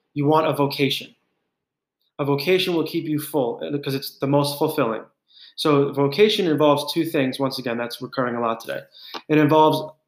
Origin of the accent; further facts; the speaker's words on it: New York, United States; as a New Yorker my whole life